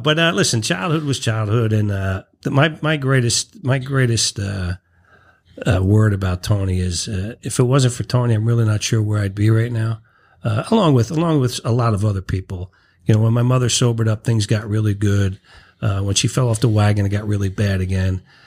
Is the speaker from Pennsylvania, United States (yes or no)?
no; Irvington, New Jersey, United States; I was born and raised in Irvington